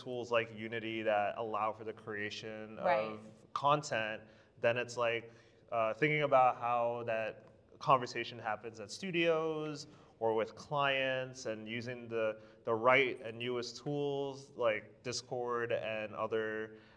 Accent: United States; I'm from the United States.

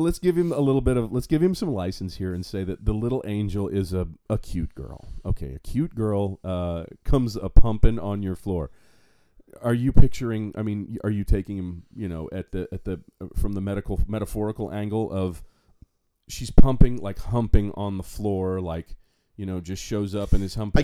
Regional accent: Fort Myers, Florida, United States; I still, even though I live in North Fort Myers, I claim Fort Myers

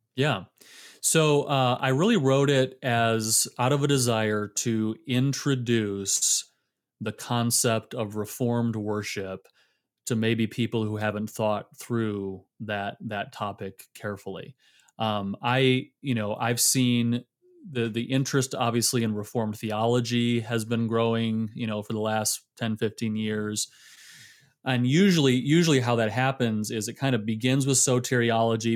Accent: Michigan, United States; also born or lived in Illinois / South Carolina / Fort Worth, Texas; now in Georgia, United States; born and raised in Michigan

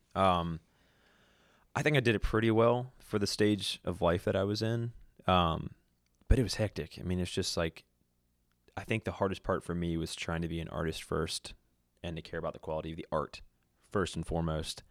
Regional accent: Virginia Beach, Virginia, United States; moved away as an adult; also born or lived in Charlottesville / Vermont; now in Nashville, United States; I grew up in Virginia Beach

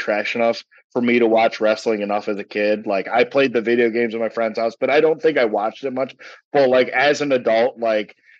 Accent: United States; I'm too American

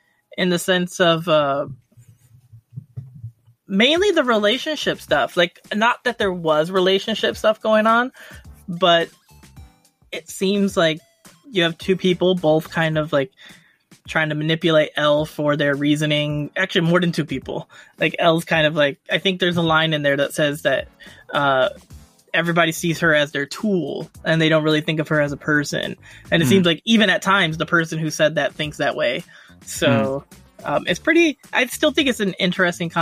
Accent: United States; I'm American

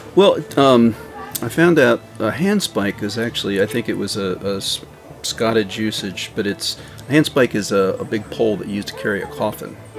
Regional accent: York County, Pennsylvania, United States; I grew up in York County

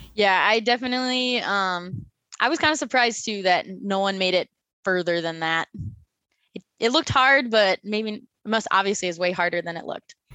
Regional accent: Minnesota, United States; moved away as an adult; now in Phoenix, United States; I was born and raised in Minnesota

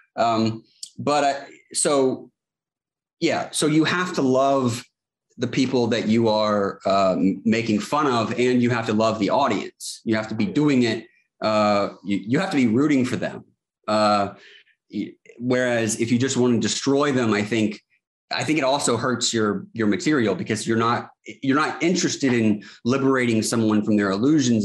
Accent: Charleston, South Carolina, United States; I'm from Charleston, South Carolina. I still live here, born and raised

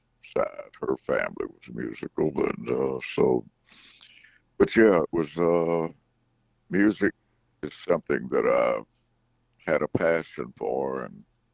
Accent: Brewton, Alabama, United States; I grew up out in the country there, and we lived about 6 miles south of Brewton and right on the Alabama-Florida state lines where I was born and raised

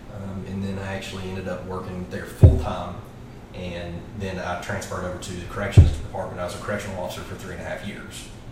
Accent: Louisville, Tennessee, United States; I grew up we've got a big family grew up here locally in uh, louisville tennessee which is uh, you know just right outside of maryville I grew up on a farm

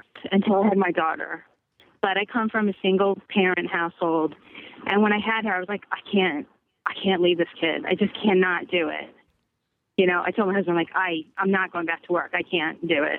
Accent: Brooklyn / Long Island, New York, United States; moved away as an adult; now in Bay Area, United States; I'm from Brooklyn

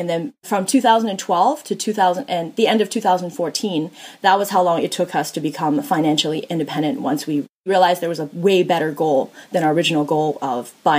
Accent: Canada; also born or lived in China; I grew up poor and I wasn't actually born in Canada. I was born in China.

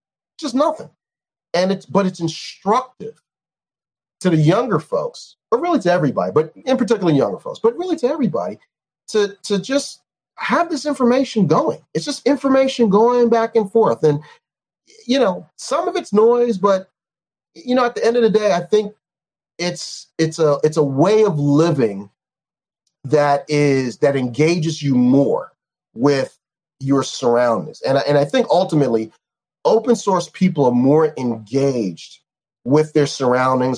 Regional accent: New York, United States; I'm a New Yorker

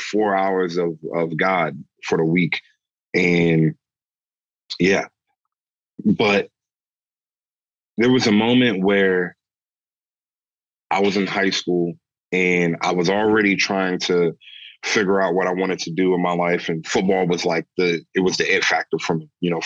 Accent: St. Mary's County, Southern Maryland, United States; So I'm from Southern Maryland, and Maryland is a very Catholic state. It's literally Mary's land, and I'm from St. Mary's County

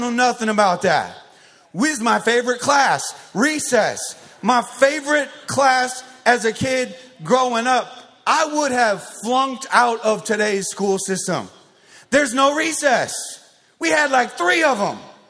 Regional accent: Arizona, United States; I grew up in Arizona

